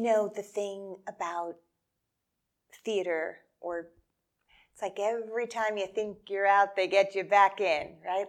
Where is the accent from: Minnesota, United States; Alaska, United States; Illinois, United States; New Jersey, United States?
New Jersey, United States; I grew up in New Jersey